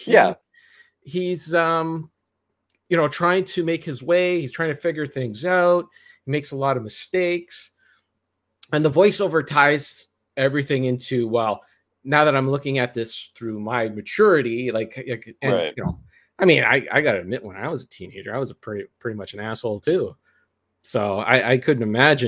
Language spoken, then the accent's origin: English; Canada; being Canadian